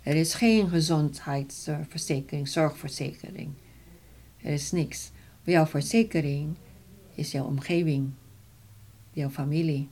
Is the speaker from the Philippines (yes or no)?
yes; Philippines; Dutch is a second language; now in Netherlands; ik Filipijns ben